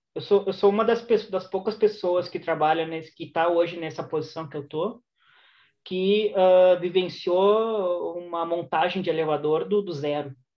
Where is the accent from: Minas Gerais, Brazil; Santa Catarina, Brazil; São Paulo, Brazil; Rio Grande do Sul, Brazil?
Rio Grande do Sul, Brazil; Porto Alegre; moved away as an adult; also born or lived in Shanghai, China; now in Madrid, Spain; Eu cresci é, no bairro de Teresópolis, aí em Porto Alegre